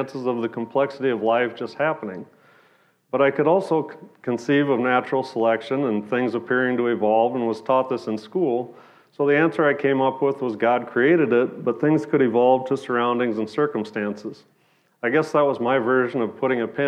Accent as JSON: {"language": "English", "town": "Sioux Falls", "region": "South Dakota", "country": "United States", "tie": "born or raised there", "said": "I grew up in Sioux Falls, South Dakota. I lived there in the same house all through high school"}